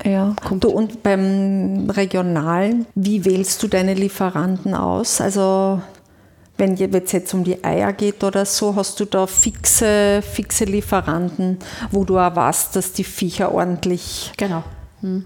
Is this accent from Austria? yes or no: yes; Carinthia, Austria; Das muss ich jetzt als Kärntnerin auch sagen